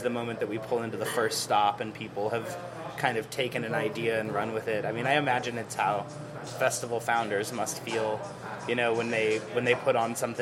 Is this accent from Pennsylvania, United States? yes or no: no; Las Vegas, Nevada, United States; Born and raised in downtown Las Vegas.